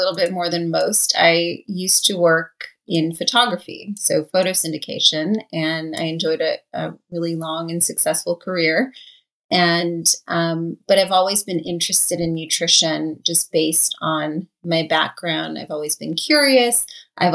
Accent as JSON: {"language": "English", "town": "Los Angeles", "region": "California", "country": "United States", "tie": "born or raised there", "said": "So I grew up in LA. I'm actually a Los Angeles native"}